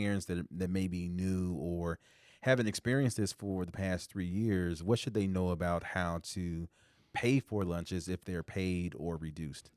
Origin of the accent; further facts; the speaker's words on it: Indianapolis, Indiana, United States; now in Iowa, United States; growing up in Indianapolis, Indiana